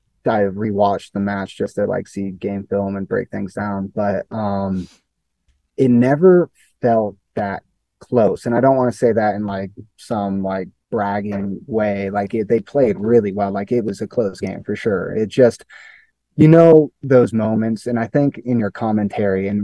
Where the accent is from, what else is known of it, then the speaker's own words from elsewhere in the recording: Colorado, United States; I'm born and raised in Colorado